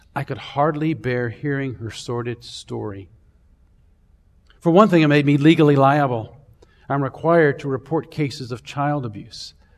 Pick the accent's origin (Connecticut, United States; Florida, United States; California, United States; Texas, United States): Florida, United States; Central; I grew up in Florida, actually. And, um, uh, Central Florida, somewhere between Tampa and Orlando